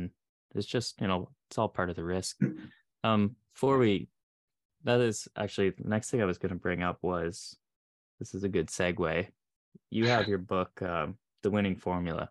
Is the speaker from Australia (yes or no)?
no; Canada; I'm Canadian